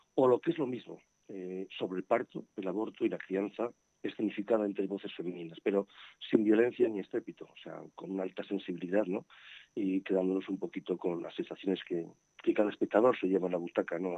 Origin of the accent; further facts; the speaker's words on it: Burgos, Castile and León, Spain; yo soy de Burgos y la compañía es de Burgos